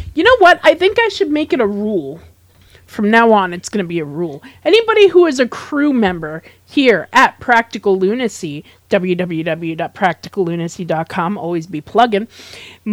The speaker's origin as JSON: {"language": "English", "country": "United States", "said": "I'm from America too"}